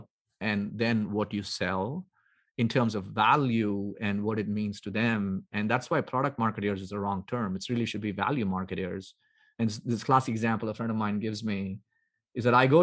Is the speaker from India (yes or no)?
yes; South India, India; moved away; I grew up in India. So I grew up in South India